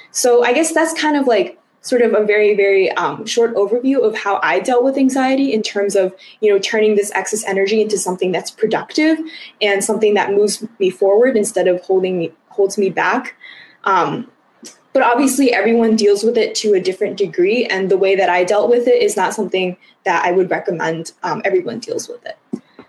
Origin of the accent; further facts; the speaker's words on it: United States; specifically talking about the Chinese American experience, because I'm Chinese American